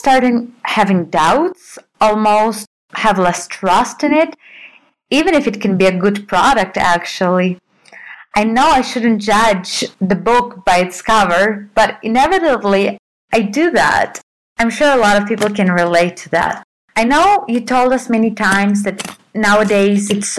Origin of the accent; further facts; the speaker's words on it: Russia; I come from Russia.